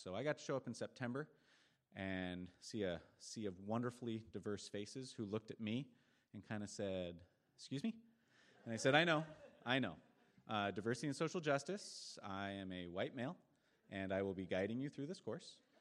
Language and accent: English; Eugene, Oregon, United States; I'm from Eugene.